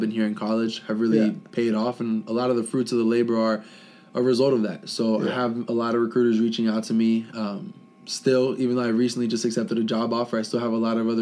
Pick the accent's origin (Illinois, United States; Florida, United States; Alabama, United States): Florida, United States; South; moved away as an adult; I was born and raised in South Florida, the whole Fort Lauderdale, Miami area for 19 years of my life